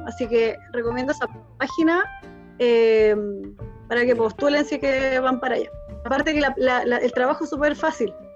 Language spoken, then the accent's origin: Spanish; Chile; moved away as an adult; also born or lived in Germany